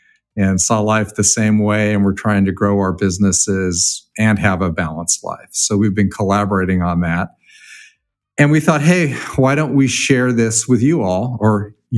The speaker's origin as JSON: {"language": "English", "region": "California", "country": "United States", "tie": "born or raised there", "said": "And for those of you that don't know, I used to live in San Diego for a while. So I grew up in California. So I know that weather."}